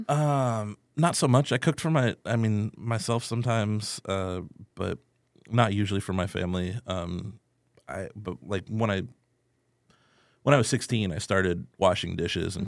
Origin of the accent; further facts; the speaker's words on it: Erie, Pennsylvania, United States; moved away as an adult; now in San Antonio, United States; I am originally from Erie, Pennsylvania